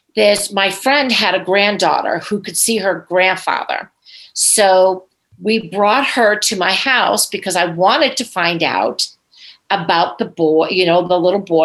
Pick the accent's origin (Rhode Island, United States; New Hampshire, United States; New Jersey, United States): Rhode Island, United States; Woonsocket; moved away; also born or lived in Virginia; I was from Woonsocket, Rhode Island.